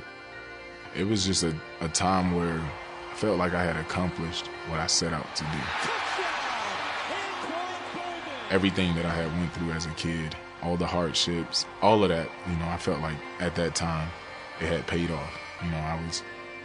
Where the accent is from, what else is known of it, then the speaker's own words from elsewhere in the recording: Pahokee, Florida, United States; my hometown, Pahokee, Florida